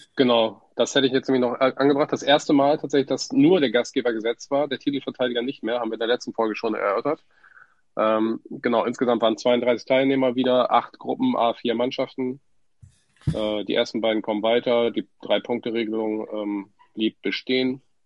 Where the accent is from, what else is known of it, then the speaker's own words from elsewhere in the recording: Wilhelmshaven, Lower Saxony, Germany; kommen gebürtig aus Wilhelmshaven